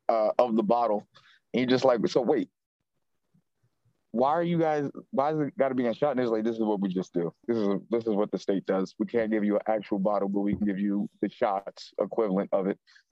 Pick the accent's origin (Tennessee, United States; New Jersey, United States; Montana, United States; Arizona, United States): New Jersey, United States; I'm from Jersey.